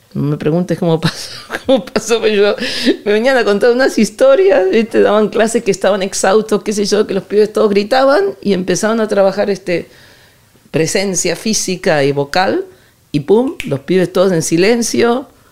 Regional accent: Ciudad Jardín Lomas del Palomar, Buenos Aires Province, Argentina; now in San Lorenzo de El Escorial, Spain; yo sé de Ciudad Jardín Lomas del Palomar

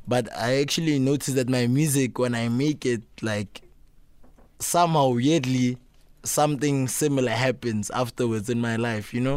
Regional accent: Pretoria, Gauteng, South Africa; I grew up, um, in Pretoria North

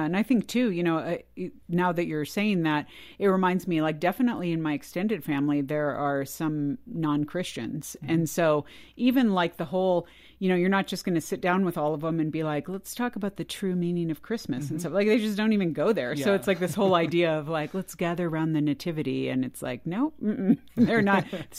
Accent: California, United States; I grew up in California as well. And most of my family was in the Midwest or the East Coast, the extended family.

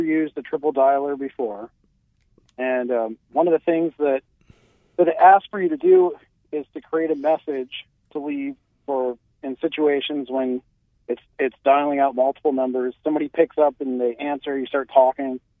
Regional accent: Alaska, United States; also born or lived in Hawaii; now in Cedar Park, United States; I'm originally from Alaska. I live in Cedar Park, which is just right north of Austin.

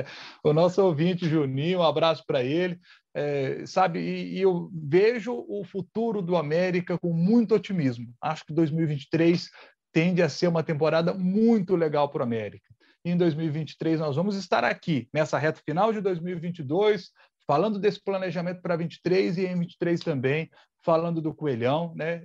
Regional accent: Minas Gerais, Brazil; como mineiro

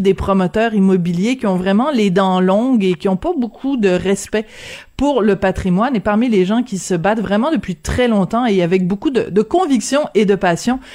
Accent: Quebec, Canada

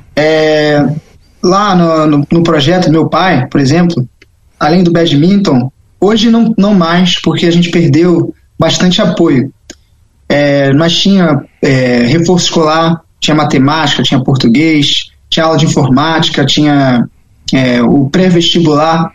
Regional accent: Rio de Janeiro, Brazil; moved away; also born or lived in Europe; porque é a minha casa, é onde eu conheço, cresci lá

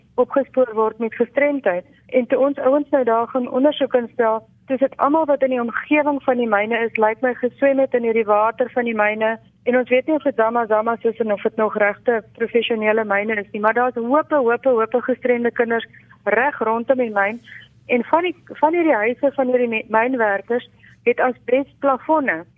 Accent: South Africa; Ons kan regtig met trots as Suid-Afrikaners

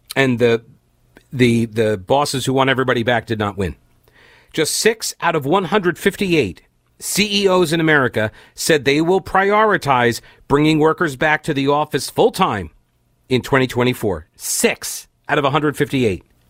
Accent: United States; as an American

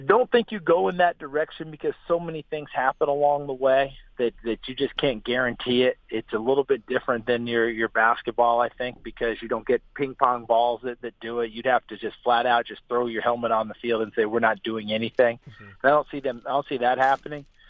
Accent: New York, United States; I'm also from New York

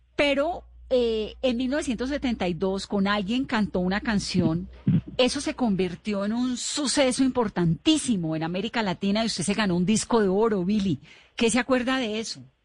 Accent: Cali, Valle del Cauca, Colombia; yo soy caleña

